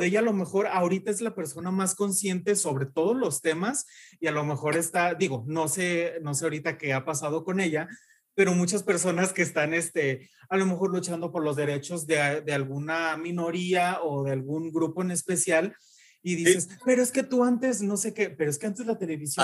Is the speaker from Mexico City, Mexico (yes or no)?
no; Jesús María, Jalisco, Mexico; accent: ranchero; moved away as an adult; now in Guadalajara, Mexico